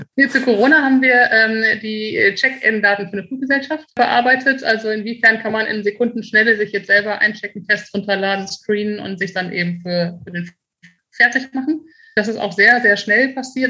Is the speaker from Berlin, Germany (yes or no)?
no; Münster, North Rhine-Westphalia, Germany; now in Frankfurt, Germany; meine Heimat ist Münster und mein Zuhause ist Frankfurt